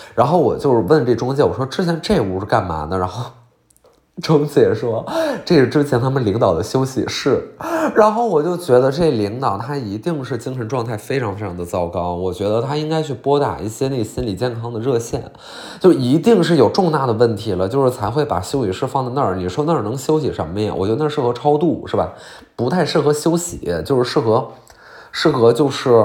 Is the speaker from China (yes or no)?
yes; Qiqihar, Heilongjiang, China; 我老家齐齐哈尔